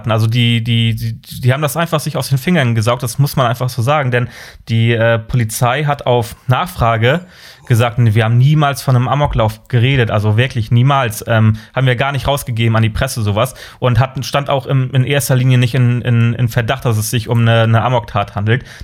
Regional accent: Kiel, Schleswig-Holstein, Germany; Bin gebürtig, ich bin gebürtiger Kieler.

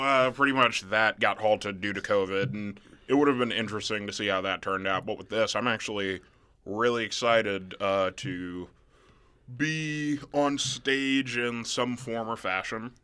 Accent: Nebraska, United States; also born or lived in Mississippi; not growing up in Nebraska, like, until fifth grade onward

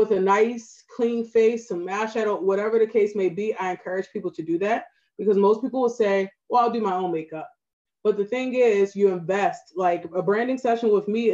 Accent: Baltimore, Maryland, United States; accent: Baltimore; my Baltimore accent

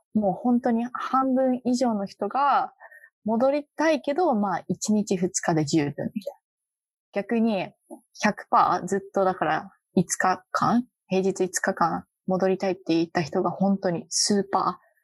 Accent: Japan; moved away as an adult; now in Boston, United States; 私とか特に日本で育ってる

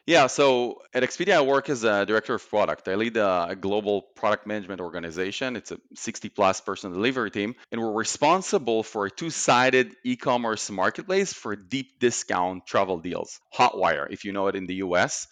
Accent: Israel; moved away as an adult; born and raised in Israel

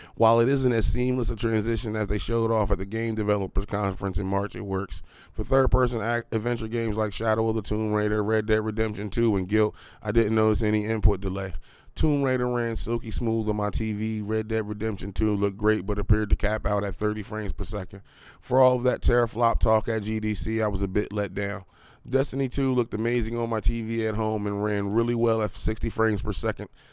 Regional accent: Harrisburg, Pennsylvania, United States; I'm from Harrisburg

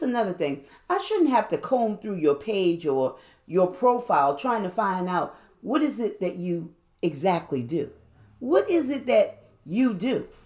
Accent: New Orleans, Louisiana, United States; I'm from New Orleans

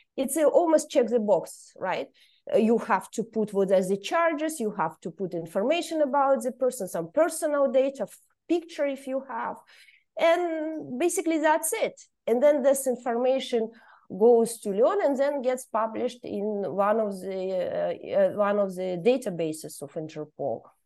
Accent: Kazakhstan; moved away as an adult; now in Brussels, Belgium; I'm originally from Kazakhstan, but now I'm a political refugee and I live in, uh, Brussels

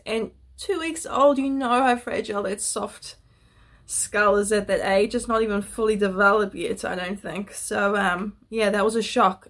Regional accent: Netherlands; I was born in Holland

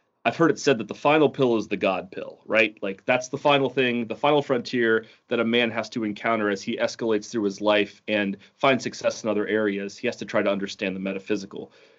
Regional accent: Ohio, United States; And I'm coming from Ohio, where, you know, the biggest mountain is probably some like pothole in the road that he's paved over.

